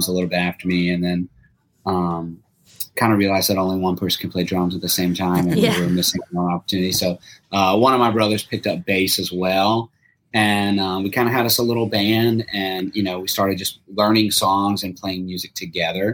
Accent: Baton Rouge, Louisiana, United States; moved away; I grew up in Baton Rouge

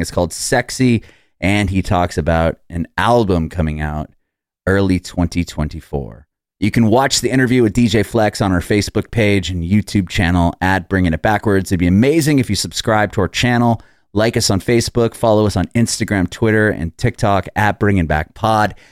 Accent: San Diego, California, United States; moved away as an adult; now in Nashville, United States; I'm from San Diego, and we moved about two, almost three years ago now to Nashville, Tennessee

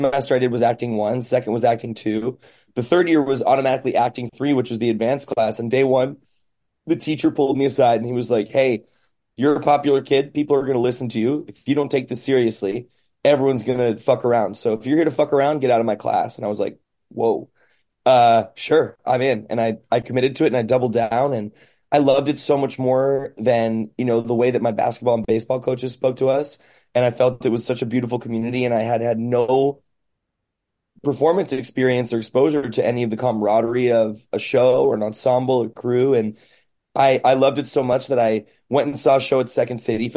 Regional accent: suburbs of Chicago, Illinois, United States; born or raised there; moved away; also born or lived in New York / Los Angeles / London

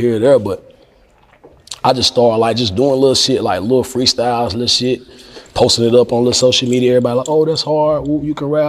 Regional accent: North Carolina, United States; I'm from North Carolina

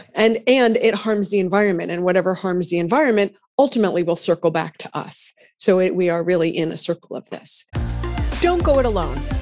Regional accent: Massachusetts, United States; I'm from Massachusetts

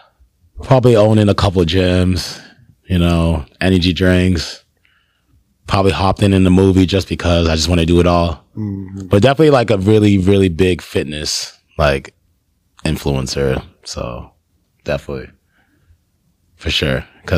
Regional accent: Nigeria; I like Nigerian food too. Cause I'm Nigerian.

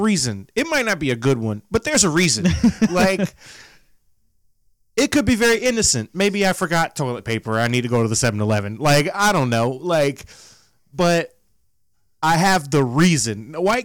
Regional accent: Florida, United States; I grew up in Florida, the Alabama of America

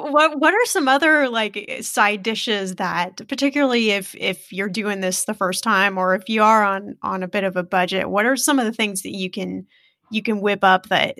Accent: Midwest, United States; I'm from the Midwest

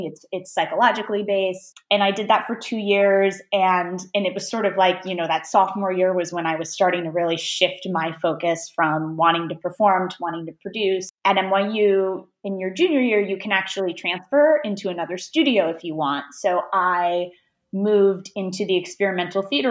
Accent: Detroit, Michigan, United States; I grew up in Metro Detroit. I went to public school there

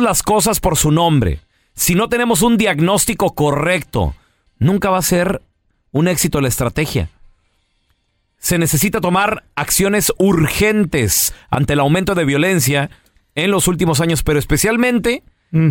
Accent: Mexico; somos mexicanos

